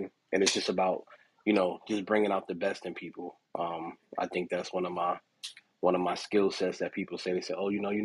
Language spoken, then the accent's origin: English; New York City, New York, United States; moved away; also born or lived in Raeford, North Carolina; I'm from the South Bronx of New York City.